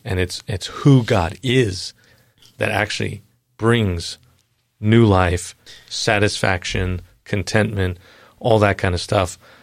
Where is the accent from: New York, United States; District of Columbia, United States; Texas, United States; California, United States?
New York, United States; Long Island; moved away; I'm from Long Island originally